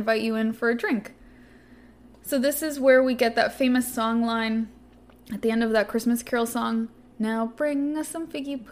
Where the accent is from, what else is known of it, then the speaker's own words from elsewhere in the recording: Los Angeles, California, United States; I grew up in Los Angeles, big city